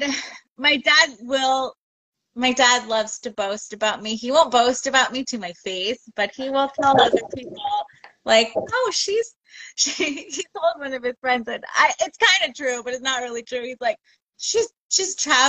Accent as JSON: {"language": "English", "town": "Oxnard", "region": "California", "country": "United States", "tie": "born or raised there", "also_born_or_lived": "Santa Barbara", "moved": "yes", "lives_now": "San Diego, United States", "said": "I grew up in Oxnard"}